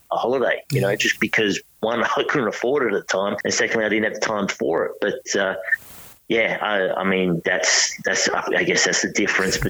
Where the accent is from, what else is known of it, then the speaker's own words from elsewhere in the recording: Perth, Western Australia, Australia; moved away as an adult; now in Sydney, Australia; I'm from Perth and I've got family back